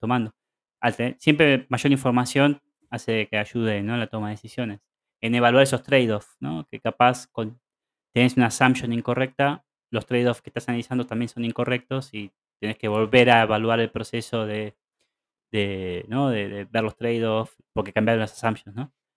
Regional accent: Argentina; now in Barcelona, Spain; yo como vengo de Argentina

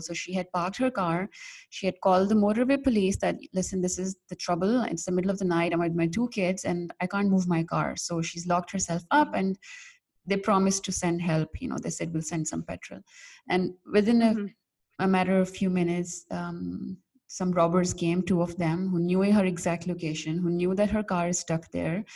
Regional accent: Pakistan; I'm from Pakistan

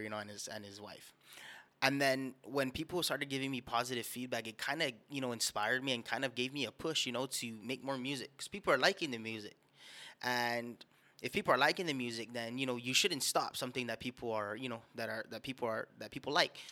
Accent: Guam; Born and raised on the island of Guam

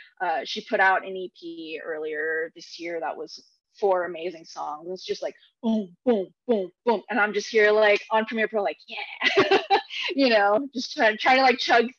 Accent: Philippines; I think in the Filipino culture, I'm Filipino, by the way, there's a lot of karaoke

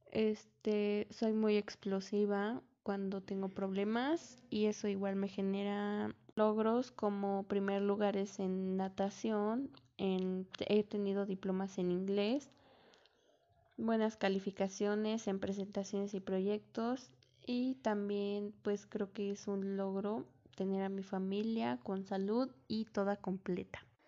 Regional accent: Melchor Ocampo, State of Mexico, Mexico; Yo soy del Estado de México y actualmente vivo en un municipio que se llama Melchor Ocampo

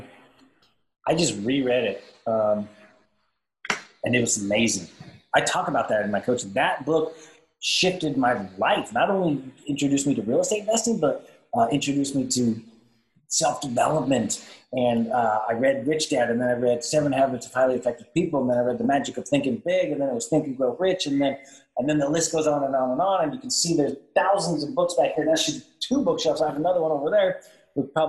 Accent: Dallas–Fort Worth, Texas, United States; I'm from the DFW.

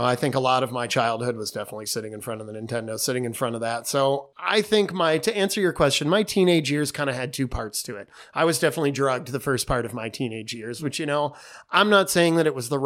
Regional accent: East Grand Rapids, Michigan, United States; we grew up in East Grand Rapids

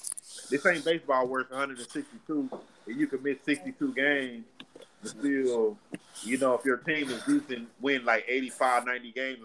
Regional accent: Texas, United States; I'm from the I'm from Texas.

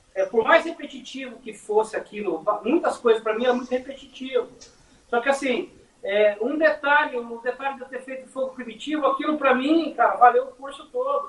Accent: Mogi das Cruzes, São Paulo, Brazil; Nós somos um dos municípios mais antigos do Brasil.

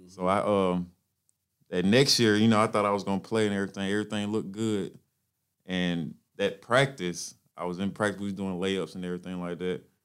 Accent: LaGrange, Georgia, United States; I'm from La Grange, Georgia.

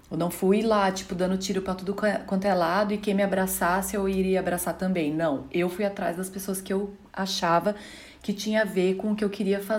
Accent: Rio Claro, São Paulo, Brazil; sou cantora, vim de Rio Claro e sou sua fã.

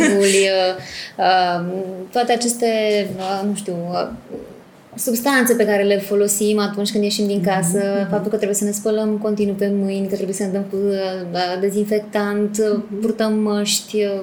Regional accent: Târgu Mureș, Mureș County, Romania; mă simt ca acasă la Târgu Mureș

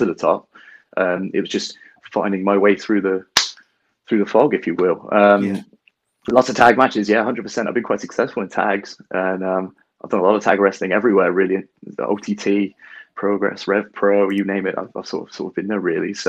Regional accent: Bath, South West England, United Kingdom; also born or lived in Bristol; I'm from Bath, which is way down south, and we don't have a lot of wrestling go on there at all

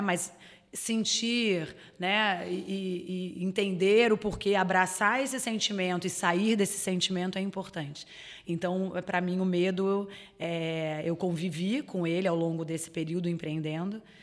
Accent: Rio de Janeiro, Brazil; moved away as an adult; now in Florianópolis, Brazil; eu sou carioca. É, eu moro em Santa Catarina, em Florianópolis, há 10 anos

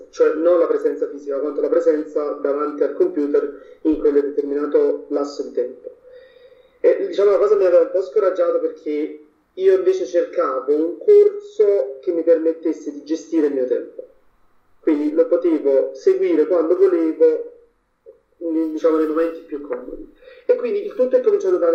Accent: Naples, Campania, Italy; perché io primis vengo da Napoli, mm. quindi mh, ad Ara architettura non avevo proprio nessuna conoscenza

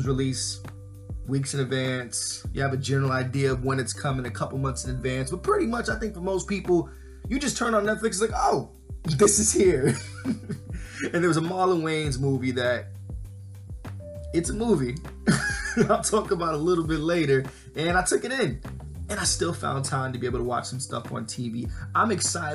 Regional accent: New York, United States; Growing up in New York

